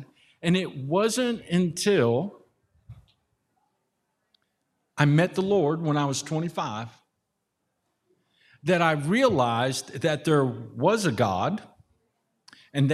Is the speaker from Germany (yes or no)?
yes; Germany; born there; I was born in Germany. My dad was military. My mom's German.